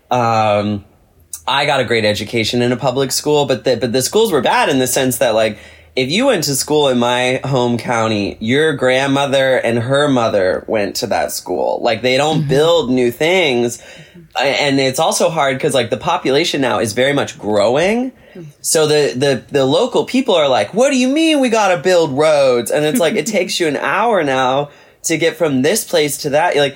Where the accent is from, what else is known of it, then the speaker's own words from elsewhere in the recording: the South, United States; I very much love being from the South